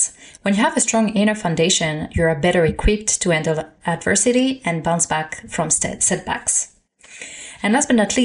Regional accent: Paris, Île-de-France, France; moved away as an adult; now in Canada; Born and raised in Paris

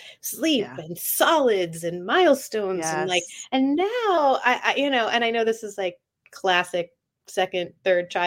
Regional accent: Atlanta, Georgia, United States; I grew up in Atlanta, I should say. So it was a very suburban childhood

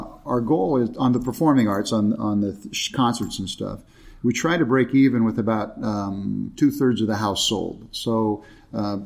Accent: Chino, California, United States; now in Escondido, United States; I was raised in Chino, actually, up in San Bernardino County

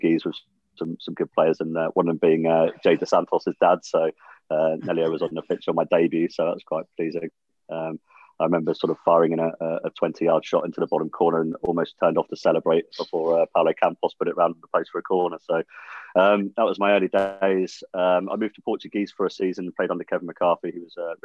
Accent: Jersey; growing up in Jersey

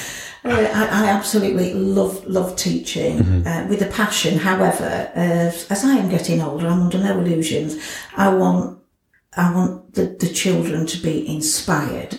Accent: Scunthorpe, Yorkshire and the Humber, United Kingdom; also born or lived in Grimsby; I was born in Grimsby, adopted, um, and brought up in Scunthorpe.

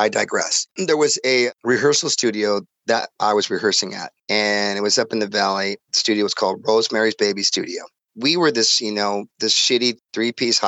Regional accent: Montebello, California, United States; I grew up in Montebello

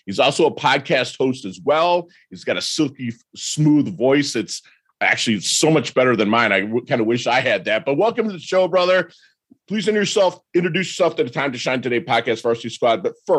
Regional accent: Detroit, Michigan, United States; So I, believe it or not, I'm from Detroit, but I was raised Southern Baptist because my whole family were sharecroppers from Alabama.

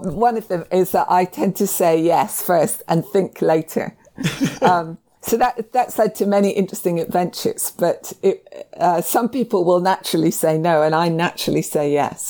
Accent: Scotland, United Kingdom; I think people might be surprised that I'm Scottish.

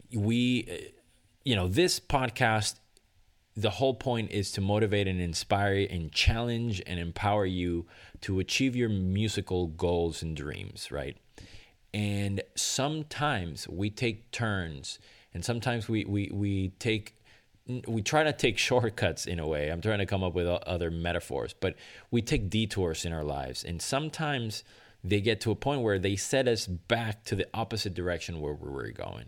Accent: Venezuela; moved away; my home country of Venezuela

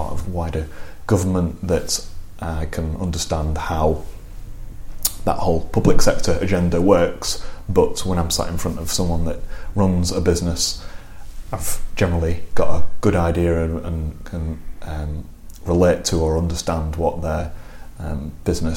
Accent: Lancashire, near Blackburn, North West England, United Kingdom; moved away as an adult; also born or lived in Manchester; now in Harrogate, United Kingdom; I grew up in Lancashire, near Blackburn.

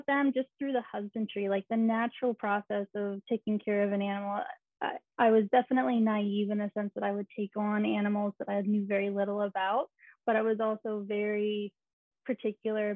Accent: Hershey, Pennsylvania, United States; I grew up in Hershey, Pennsylvania, in a little country setting.

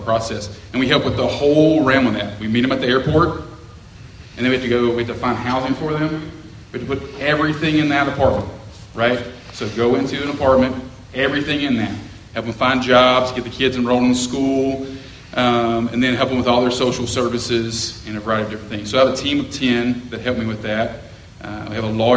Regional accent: Tupelo, Mississippi, United States; moved away as an adult; also born or lived in Jackson, Tennessee / Cairo, Egypt; I grew up in Tupelo, Mississippi

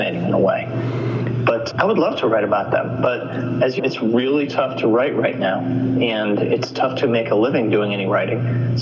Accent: United States; as an American kid

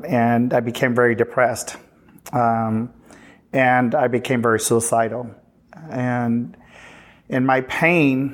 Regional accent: Uvalde, Texas, United States; moved away; also born or lived in Houston, Texas; I'm originally from Uvalde

